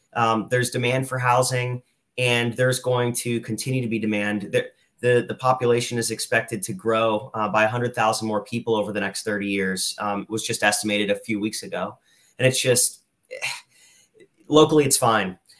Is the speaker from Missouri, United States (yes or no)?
no; Lehigh Valley, Pennsylvania, United States; I'm from the Lehigh Valley. I went to school here, I went to college here